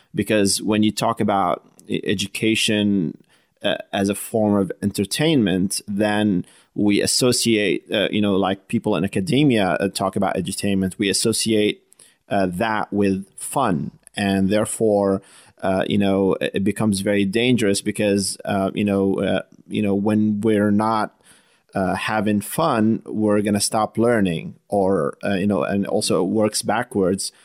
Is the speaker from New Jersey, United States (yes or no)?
yes; New Jersey, United States; I hail from Jersey